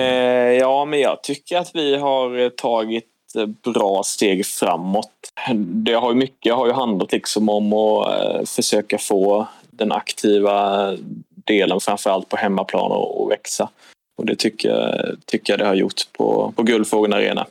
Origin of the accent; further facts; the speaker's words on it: Nybro, Kalmar County, Sweden; jag är född och uppvuxen i Nybro som är tre mil från, eh, från Kalmar.